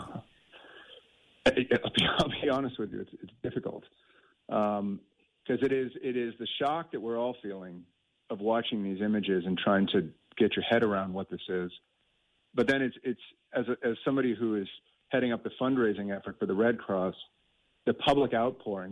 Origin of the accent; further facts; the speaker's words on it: United States; now in Ireland; I'm from the states, and I've lived here for a long time